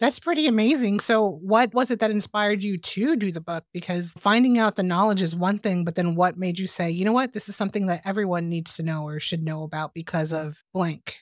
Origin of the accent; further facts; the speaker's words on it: Texas, United States; I'm from Texas